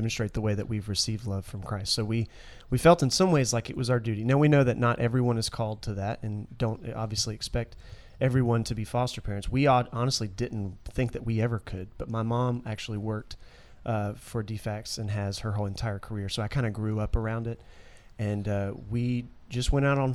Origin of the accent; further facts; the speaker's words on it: Williamson, Georgia, United States; now in Senoia, United States; I actually grew up in Williamson, which isn't too far away from here, near Griffin